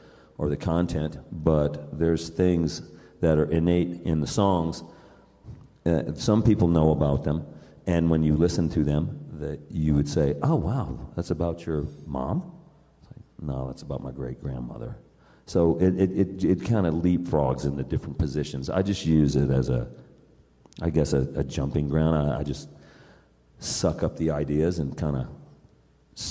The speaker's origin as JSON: {"language": "English", "region": "West Coast", "country": "United States", "moved": "yes", "lives_now": "Durango, United States", "said": "I am from the West. I mean, the West Coast. I just happen to live in Colorado, really, in Durango."}